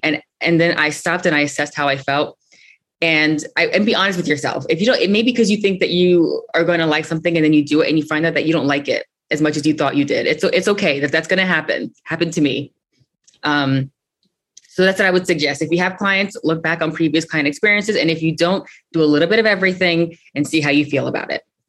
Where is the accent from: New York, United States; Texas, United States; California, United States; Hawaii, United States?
New York, United States; New York City; I was born and raised in Brooklyn